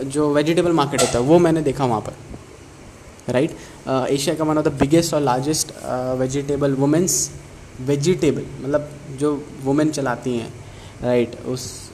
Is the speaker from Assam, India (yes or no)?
no; Chhattisgarh, India; now in Chennai, India; मैं भी मैं भी छत्तीसगढ़ से हूँ